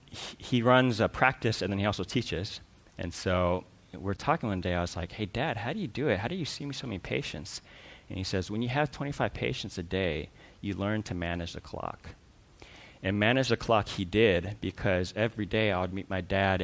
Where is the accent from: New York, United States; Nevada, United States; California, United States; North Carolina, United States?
California, United States; Culver City; I grew up in Culver City.